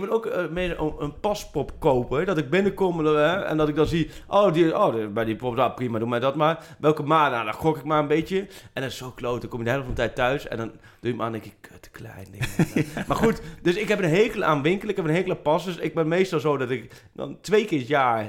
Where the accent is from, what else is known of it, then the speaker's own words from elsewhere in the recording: Achterhoek, Gelderland, Netherlands; ik kom uit de Achterhoek